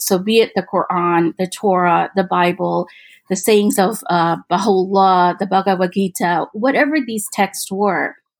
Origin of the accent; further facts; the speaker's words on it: Midwest, United States; I, I grew up in the Midwest